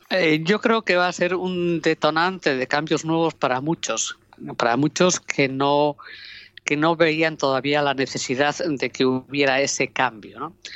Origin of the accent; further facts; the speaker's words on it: Oviedo, Asturias, Spain; now in Gijón, Spain; Yo soy de Oviedo, vivo en Gijón y la verdad es que lo que soy es asturiana